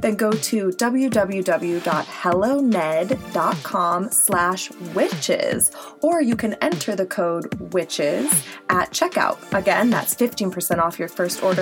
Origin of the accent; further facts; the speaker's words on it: Midwest, United States; I'm from the Midwest